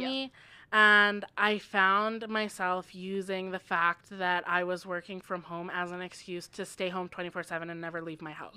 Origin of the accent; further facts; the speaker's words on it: Manning, Alberta, Canada; I was local and I grew up in Manning